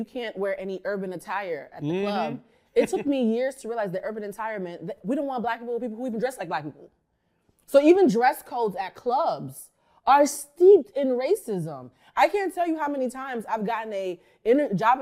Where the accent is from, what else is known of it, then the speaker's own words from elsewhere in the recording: Boston, Massachusetts, United States; moved away; I'm from Boston, which is, you know, the racism capital of the North